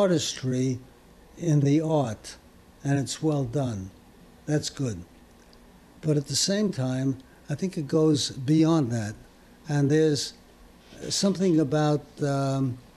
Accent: New York City, New York, United States; also born or lived in Paris, France; I moved to Brooklyn with my parents when I was two

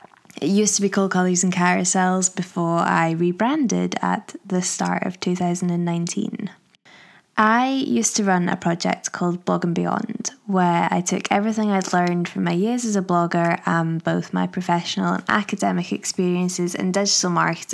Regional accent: Manchester, North West England, United Kingdom; born there; accent: posh Glaswegian; now in Glasgow, United Kingdom; I live just outside of Glasgow, but I have a bit of a weird accent because I was born in Manchester. So I think I just sound a bit like a posh Glaswegian

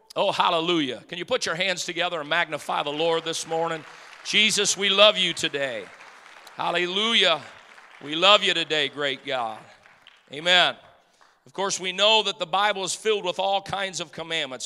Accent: Detroit, Michigan, United States; moved away; I grew up in Detroit

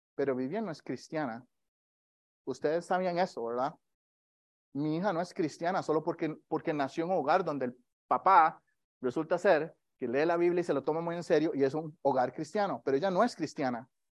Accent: Costa Rica; moved away; yo, soy de Costa Rica

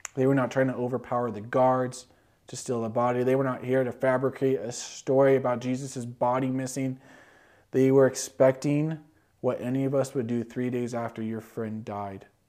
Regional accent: California, United States; Growing up in California

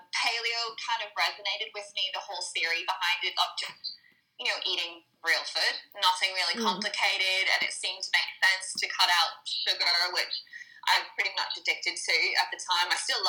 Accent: Northern Ireland, United Kingdom; moved away as an adult; now in Australia; So I'm not originally from Australia, which might be a little apparent from my weird accent. It's getting there. It's getting more Australian. I'm originally from Northern Ireland, and I came out to Australia as a backpacker coming up to 10 years now.

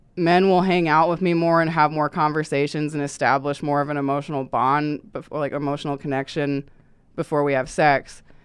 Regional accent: Nebraska, United States; I grew up in Nebraska, and I did grow up very closeted

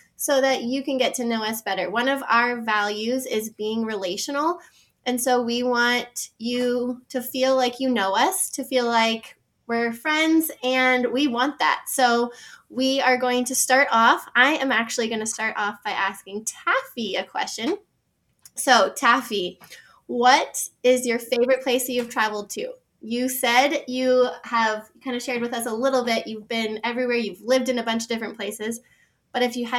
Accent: Victoria, British Columbia, Canada; moved away; also born or lived in United States; We were both born in Victoria, British Columbia. It's where we grew up until 2003. My dad got a job offer to come down in the States

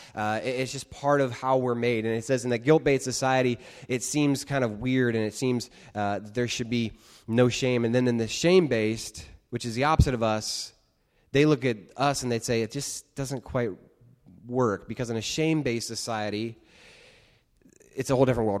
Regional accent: United States; being American

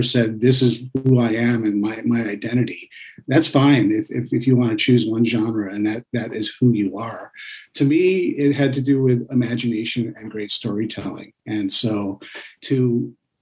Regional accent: East Coast, New York, United States; I grew up on the East Coast in New York

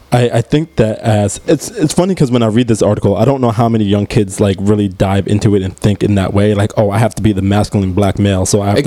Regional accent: Mount Kisco, New York, United States; I'm a very different person than somebody who grew up in the Bronx. I grew up in Mount Kisco.

